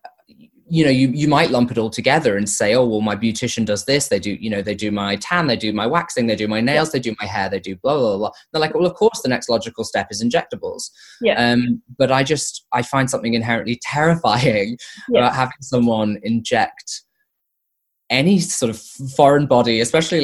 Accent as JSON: {"language": "English", "area": "near Liverpool", "region": "North West England", "country": "United Kingdom", "tie": "born or raised there", "moved": "yes", "said": "my hometown near Liverpool"}